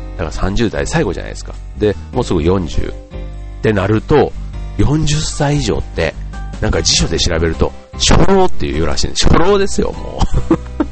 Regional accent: Yao, Osaka, Japan; moved away; 僕らが大阪に住んでたからね。うん。だから、あの、僕の実家の近所に八尾空港っていうのがあったんですけど

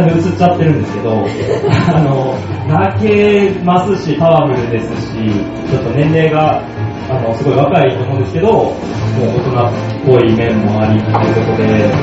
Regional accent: Kansai, Japan; あの僕関西人なんですよでその関西

